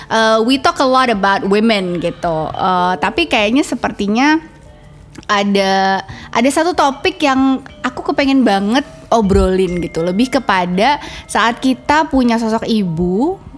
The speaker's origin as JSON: {"language": "Indonesian", "region": "Java", "country": "Indonesia", "said": "aku orang Jawa gitu kan"}